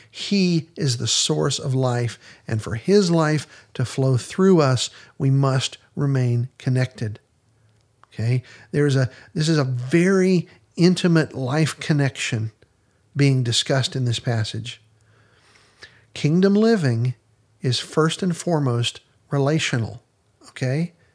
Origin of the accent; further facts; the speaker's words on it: Western Pennsylvania, United States; when I was growing up in Western Pennsylvania